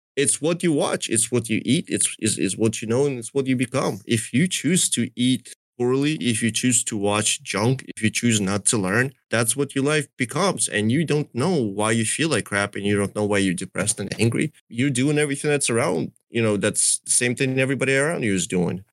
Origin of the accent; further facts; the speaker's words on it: Donetsk, Donetsk Oblast, Ukraine; also born or lived in Russia; now in United States; my family is from Donetsk. That's really where I come from.